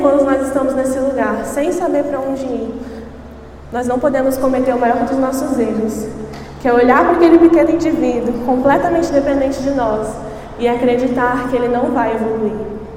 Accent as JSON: {"language": "Portuguese", "region": "Espírito Santo", "country": "Brazil", "said": "sou do Espírito Santo, eu e meu esposo pastoreamos lá"}